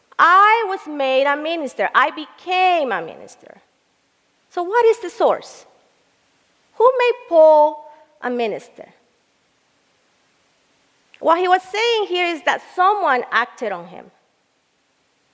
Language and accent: English; El Salvador; moved away; I was living in El Salvador, where I am from